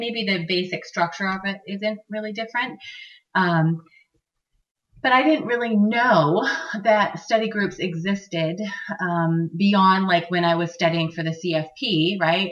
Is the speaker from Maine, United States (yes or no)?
yes; Maine, United States; Maine is my home state.